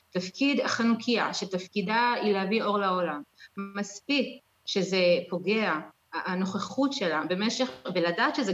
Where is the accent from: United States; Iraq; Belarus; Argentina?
United States; New York; now in Israel; אנחנו לא באנו ממשפחה חב"דית, אנחנו כן היינו בקהילה בניו יורק